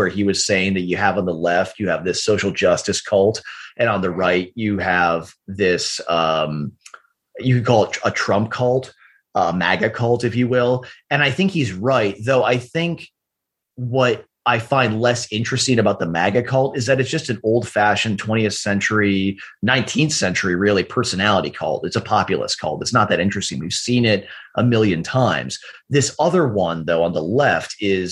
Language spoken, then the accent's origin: English; Minneapolis, Minnesota, United States; my hometown caught fire in June of 2020, Minneapolis